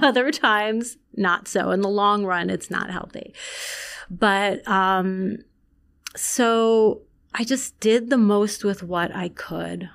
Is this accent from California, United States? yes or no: no; Long Island, New York, United States; also born or lived in Iran; I grew up in Long Island